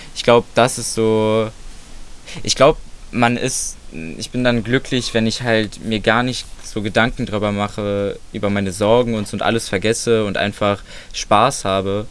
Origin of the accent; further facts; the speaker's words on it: Solingen, North Rhine-Westphalia, Germany; mein Haus, wo ich aufgewachsen bin